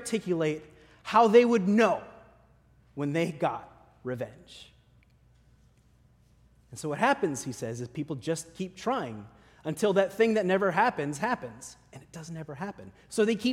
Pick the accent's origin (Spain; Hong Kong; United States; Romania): United States; Midwest; I grew up in the Midwest